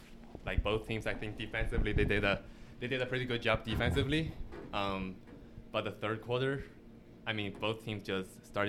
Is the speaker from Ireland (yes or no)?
no; China; now in Houston, United States; I am from China.